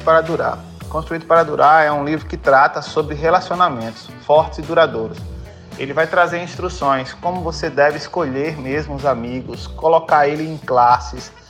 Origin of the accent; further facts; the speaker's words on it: Petrolina, Pernambuco, Brazil; sou daqui de Petrolina